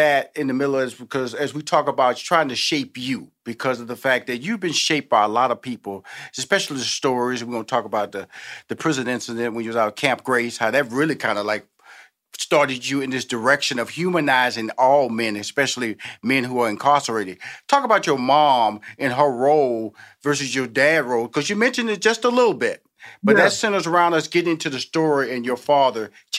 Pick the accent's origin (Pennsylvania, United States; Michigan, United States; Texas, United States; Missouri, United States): Texas, United States; Houston; And so that's the Southern. I'm from Houston, Texas. I'm from the South.